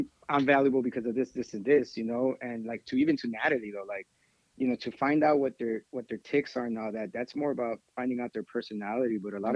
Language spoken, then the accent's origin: English; Texas, United States; we're from Texas over here.